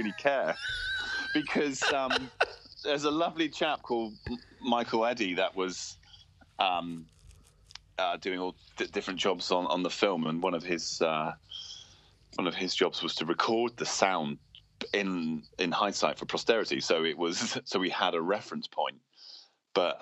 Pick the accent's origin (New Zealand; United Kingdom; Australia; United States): United Kingdom; Cornwall, South West England; also born or lived in Wales; being Cornish and being from Cornwall